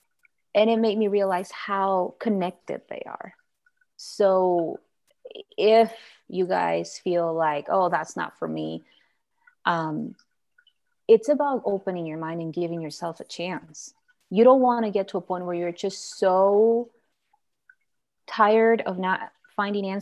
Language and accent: English; Guatemala; moved away as an adult; now in Idaho, United States; I'm from Guatemala and I've been living here for 8 years.